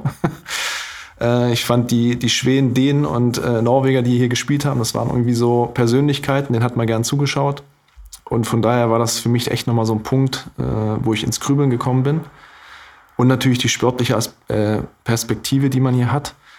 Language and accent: German; Görlitz, Saxony, Germany; moved away as an adult; now in Glücksburg, Germany; dafür habe ich einen großen Teil meines Lebens ja auch bei meinen Eltern und in Görlitz verbracht